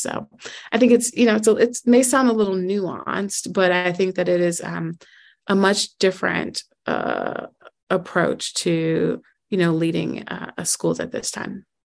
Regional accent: Chicago, Illinois, United States; moved away as an adult; now in Dallas, United States; I'm originally from Chicago, um, and I taught in Chicago

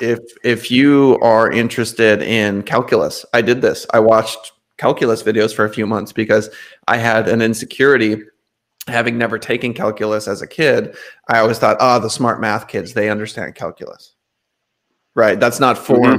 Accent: North Dakota, United States; I'm from North Dakota

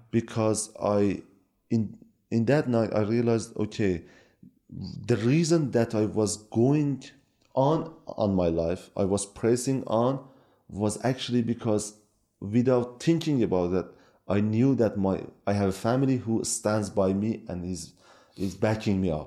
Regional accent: Iran; born or raised there; first language Kurdish; English is a second language; moved away as an adult; also born or lived in Norway; now in Turkey

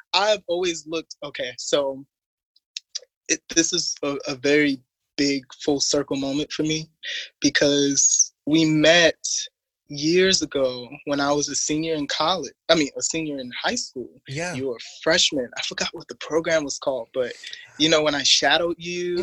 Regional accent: Baltimore, Maryland, United States; also born or lived in Harlem, New York; now in Los Angeles, United States; I'm just this quirky middle child that's from Baltimore

